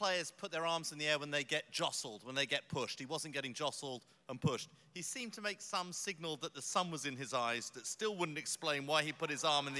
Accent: London, United Kingdom; I'm from South London

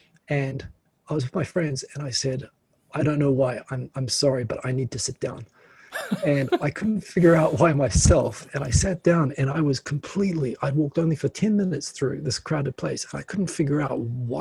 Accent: New Zealand; moved away as an adult; also born or lived in Auckland; now in Tokyo, Japan; I'm from New Zealand

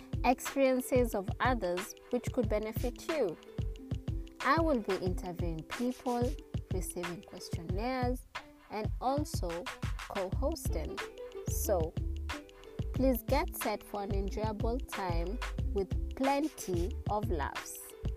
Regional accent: Kenya; also born or lived in East Coast

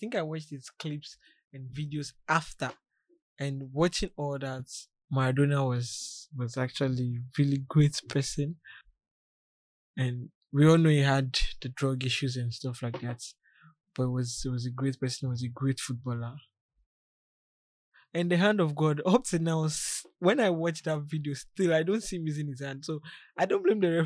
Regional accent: Ghana; me being a Ghanaian

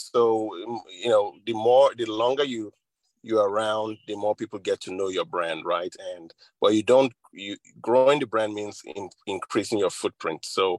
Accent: Nigeria; moved away as an adult; also born or lived in Middle Tennessee; now in United States; I grew up in Nigeria. To a couple of wonderful parents, and I've been in the United States now for, I think, 35 years or so.

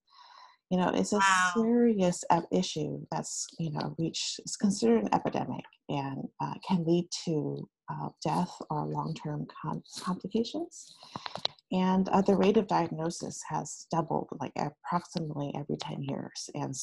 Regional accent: San Francisco, California, United States; I am actually a San Francisco Bay Area native, and I grew up in San Francisco

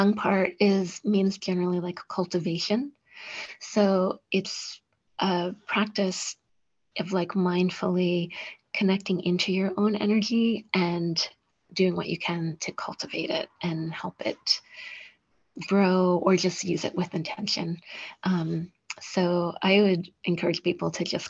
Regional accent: New York, United States; I'm a New Yorker

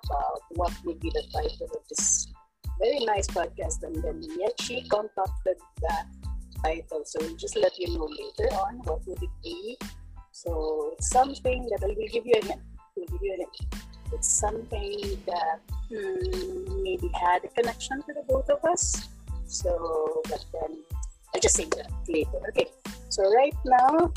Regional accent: Cebu, Central Visayas, Philippines; I'm from Cebu, so it's basically Bisaya and English

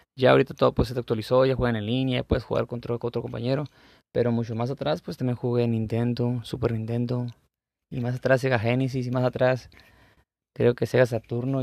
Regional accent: La Paz, Baja California Sur, Mexico; yo soy de la, de la Paz, de la ciudad de La Paz, California

